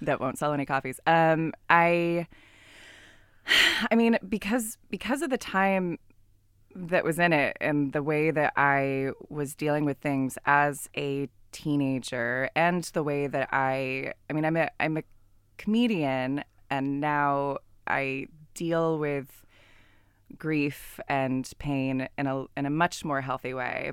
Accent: California, United States; I'm from California

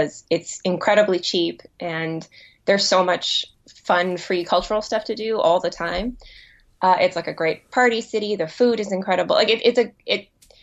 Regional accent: Vancouver, British Columbia, Canada; moved away as an adult; also born or lived in Calgary / Montreal; now in Seattle, United States; I was born in Calgary, but I grew up most of my life near Vancouver

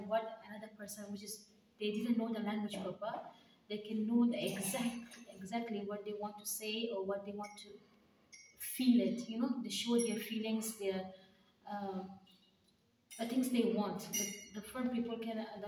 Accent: Kandahar, Afghanistan; English is a second language; moved away as an adult; now in Cardiff, United Kingdom; I am from Afghanistan. I live in Afghanistan, Kandahar City.

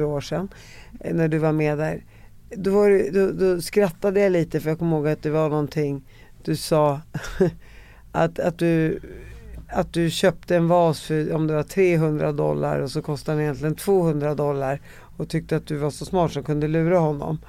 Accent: Sweden; jag var två månader när jag kom till Sverige

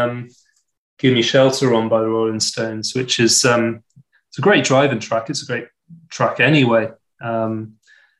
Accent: the Southwest, South West England, United Kingdom; I was raised in the Southwest

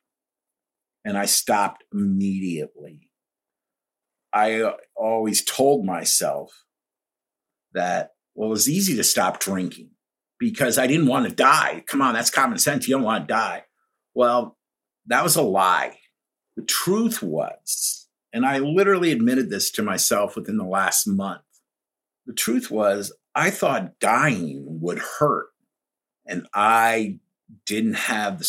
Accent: Pelham, New York, United States; also born or lived in Greenwich, Connecticut / Baltimore, Maryland; now in Chesapeake Bay, Maryland, United States; I grew up in New York in a town called Pelham right outside the Bronx

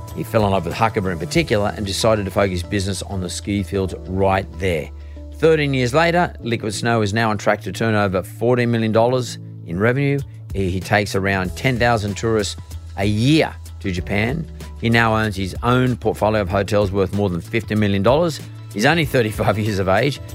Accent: Sydney, New South Wales, Australia; growing up in S-, Sydney at fifteen

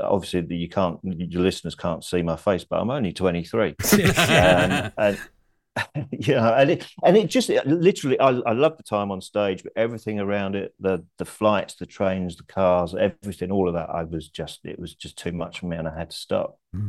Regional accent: King's Lynn, East of England, United Kingdom; also born or lived in Blackburn; I was born in Blackburn, but we moved out of Blackburn when I was 7, and we moved to King's Lynn near Norwich.

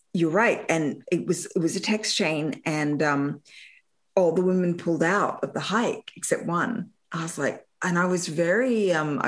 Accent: Australia; moved away; growing up in Australia

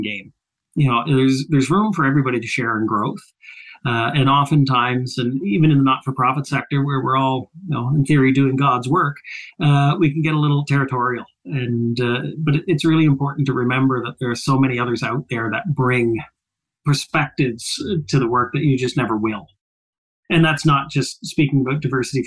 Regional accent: Nova Scotia, Canada; moved away as an adult; also born or lived in Ottawa; I grew up in Nova Scotia

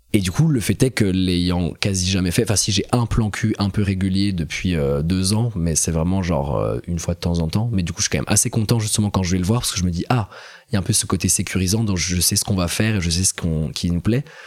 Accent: Besançon, Bourgogne-Franche-Comté, France; moved away as an adult; also born or lived in Strasbourg; now in Paris, France; j'ai grandi en Franche-Comté, à Besançon pendant 17 ans

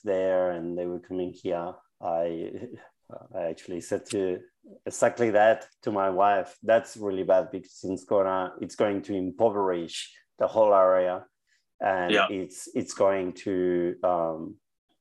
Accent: Basque Country, Spain; now in Victoria, Australia; I was a kid in the 80s, and in the Basque Country, the biggest music was punk

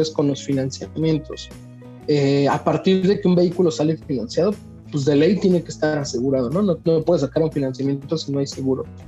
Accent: Mexico; creo yo que como mexicanos

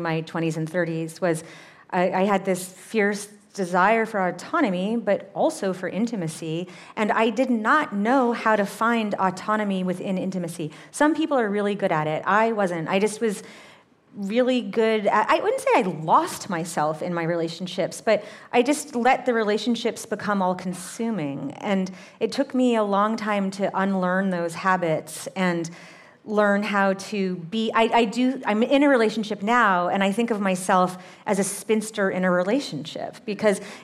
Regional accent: Massachusetts, United States; my hometown in Massachusetts

